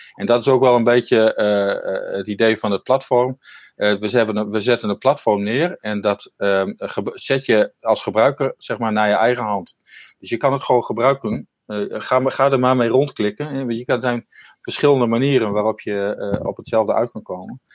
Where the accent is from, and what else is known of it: Netherlands